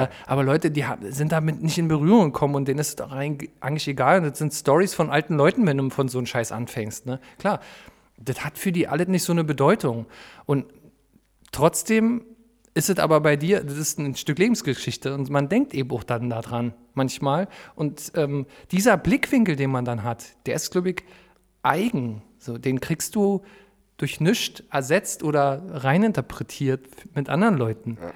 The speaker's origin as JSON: {"language": "German", "region": "Berlin", "country": "Germany", "tie": "born or raised there", "said": "komme aus Berlin, da bin ich schon stolz drauf, obwohl ich dazu nichts beigetragen habe. Hm. Aber das ist nun mal irgendwie meine Heimat und mein Ursprung"}